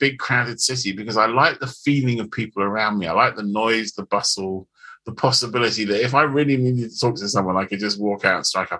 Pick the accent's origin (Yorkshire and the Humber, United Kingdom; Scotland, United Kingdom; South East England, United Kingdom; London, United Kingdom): London, United Kingdom; So I grew up in Zone 2